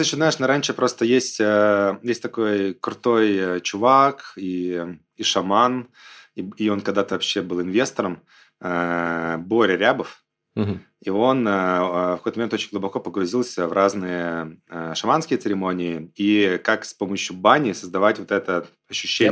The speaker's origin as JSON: {"language": "Russian", "country": "Belarus", "also_born_or_lived": "San Francisco, United States", "moved": "yes", "lives_now": "Sochi, Russia", "said": "я там сам белорус"}